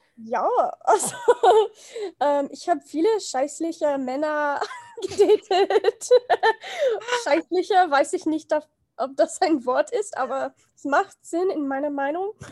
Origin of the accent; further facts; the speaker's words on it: United States; German is a second language; ich komme aus den USA